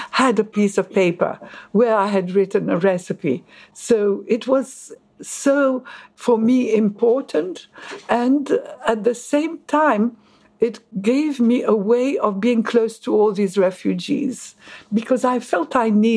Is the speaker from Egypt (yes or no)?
yes; Egypt; also born or lived in Paris, France; now in London, United Kingdom; I was born in Egypt.